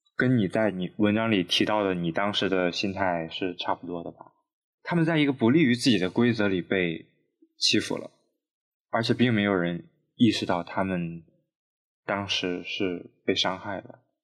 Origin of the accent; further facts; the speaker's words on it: Shandong, China; now in Beijing, China; 不想在老牙山东待着